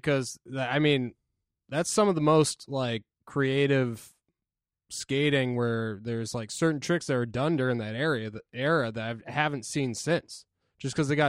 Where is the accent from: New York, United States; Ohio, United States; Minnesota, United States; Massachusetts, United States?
Massachusetts, United States; Norfolk; I'm from Metro West, right by the Foxborough Stadium. I'm from a town called Norfolk.